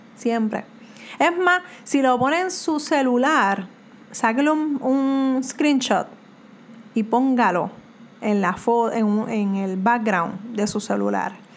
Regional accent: Puerto Rico; soy de Puerto Rico

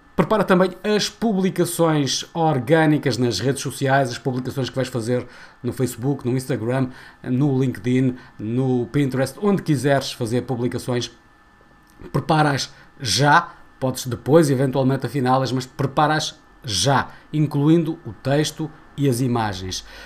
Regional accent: Portugal; enquanto portugueses

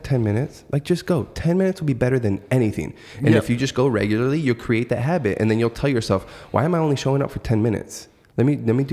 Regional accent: Yuma, Arizona, United States; I'm from the country. I'm from Yuma, and desert just all around.

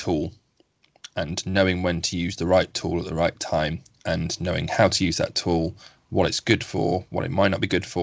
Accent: United Kingdom; as a British person

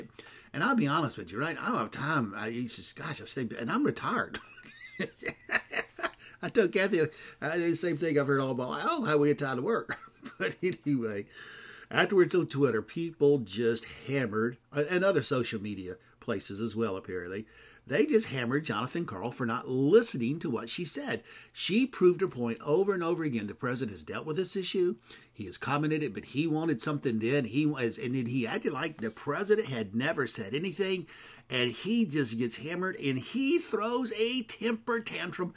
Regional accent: McComb, Mississippi, United States; moved away; also born or lived in California; I'm from Macomb, Mississippi

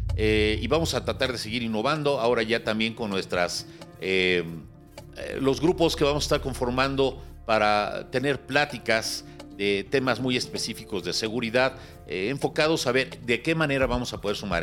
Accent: Mexico; soy mexicano y me duele mi cartera y me duele mi México

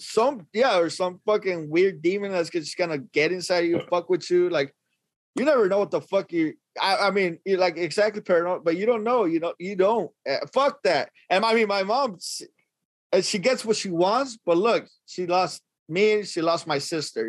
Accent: Los Angeles, California, United States; I'm from Northeast Los Angeles.

